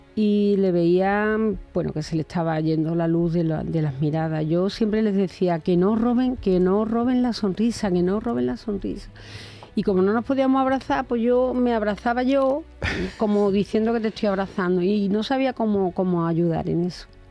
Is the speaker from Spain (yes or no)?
yes; Cabezas Rubias, Andalusia, Spain; also born or lived in Seville; en mi pueblo, en, bueno, en, mi pueblecito Cabeza Rubia, en Huelva, cuando era jovencita hacíamos una radio